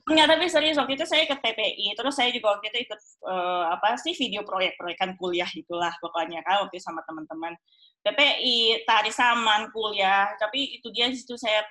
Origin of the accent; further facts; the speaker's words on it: Indonesia; moved away as an adult; now in Germany; saya dari Indonesia, saya nggak boleh internship di Indonesia